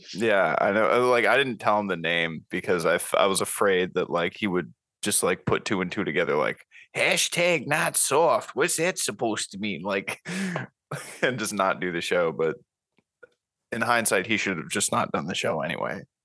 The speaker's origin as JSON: {"language": "English", "region": "Florida", "country": "United States", "tie": "born or raised there", "also_born_or_lived": "California / Memphis, Tennessee", "moved": "as an adult", "lives_now": "Knoxville, United States", "said": "I grew up in Florida"}